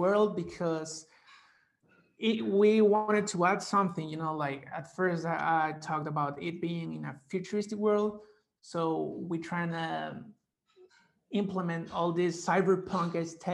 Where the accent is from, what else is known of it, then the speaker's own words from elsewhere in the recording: Guatemala; I'm a Guatemalan graphic designer by day